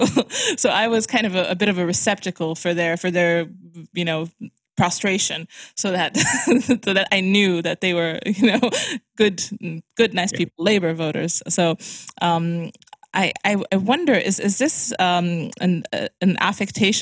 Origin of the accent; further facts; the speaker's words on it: Romania; also born or lived in London, United Kingdom; I come from Romania